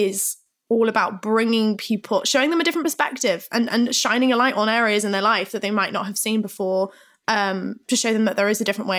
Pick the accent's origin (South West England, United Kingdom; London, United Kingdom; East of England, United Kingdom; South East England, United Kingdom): South West England, United Kingdom; Plymouth; I grew up in Plymouth and I was seeing all of this stuff